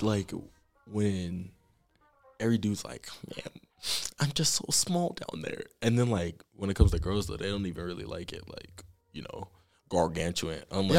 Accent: Baltimore, Maryland, United States; Oh, I'm from Baltimore.

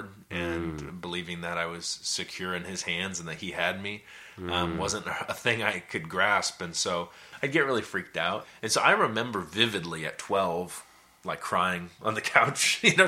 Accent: Portland, Oregon, United States; I grew up here in the Portland area my whole life

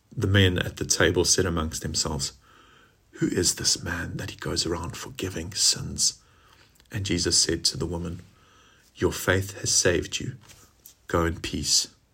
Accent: South Africa; now in Gloucestershire, United Kingdom; as we say in South Africa, how's it?

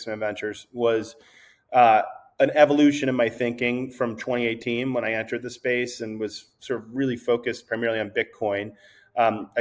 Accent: East Coast, United States; also born or lived in New York; I'm from the East Coast, and I moved to New York

